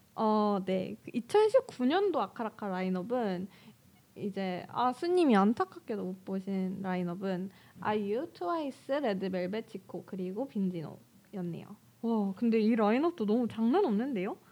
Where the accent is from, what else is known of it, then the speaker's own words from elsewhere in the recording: Daejeon, South Korea; moved away as an adult; 제 본가가 대전인데